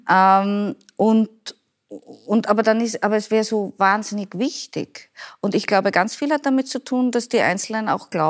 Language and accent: German; Vienna, Austria; Und ich als Wienerin, wenn ich dir sage, das Raxelmeier ist ein Kaffee